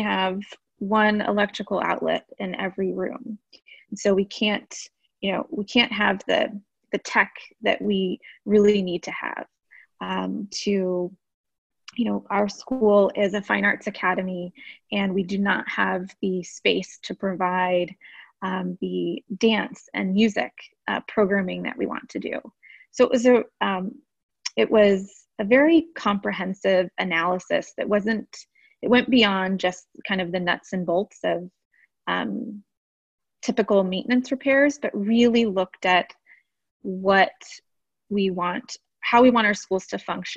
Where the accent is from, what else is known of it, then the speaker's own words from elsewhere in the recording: Austin, Texas, United States; I grew up here in Austin. I went through AISD. I graduated from Austin High